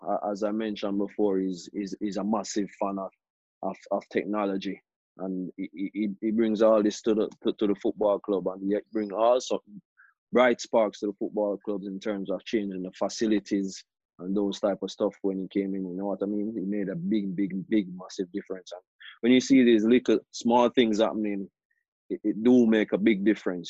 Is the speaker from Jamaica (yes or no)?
yes; Jamaica; moved away; growing up in Jamaica, that's where I played most of my most of my life